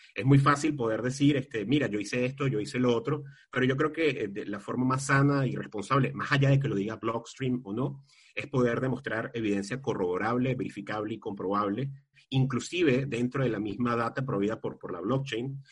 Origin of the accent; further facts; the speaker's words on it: Valencia, Carabobo, Venezuela; mi ciudad de origen, mi ciudad natal, que es Valencia. Valencia es la ciudad industrial por referencia de Venezuela